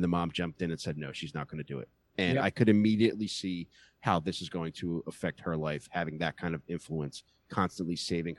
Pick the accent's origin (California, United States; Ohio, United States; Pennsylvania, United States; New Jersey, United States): Pennsylvania, United States; Upper Darby; Upper Darby.